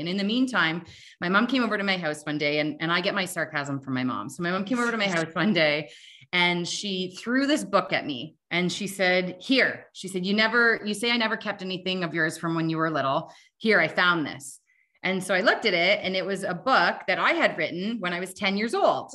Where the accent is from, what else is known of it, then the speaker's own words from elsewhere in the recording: Canada; I'm Canadian